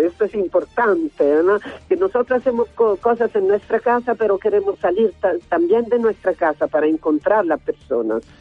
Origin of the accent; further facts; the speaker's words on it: Italy; este país eh, nuestro es un país un poco raro porque está considerado un país muy cultural